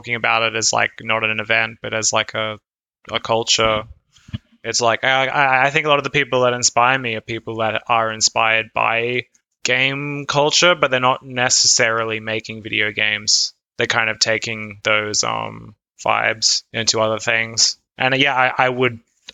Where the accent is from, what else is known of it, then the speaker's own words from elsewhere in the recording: Australia; moved away as an adult; now in Berlin, Germany; I'm from Australia, and I moved to Berlin in 2015.